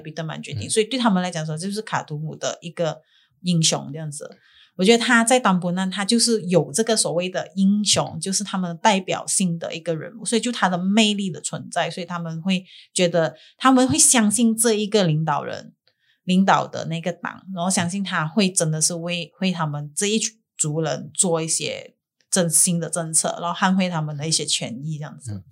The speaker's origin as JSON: {"language": "Chinese", "region": "Sabah", "country": "Malaysia", "tie": "born or raised there", "said": "马东宫就是我家乡的中间"}